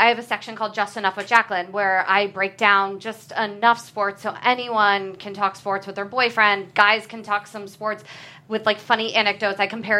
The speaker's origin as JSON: {"language": "English", "region": "New Jersey", "country": "United States"}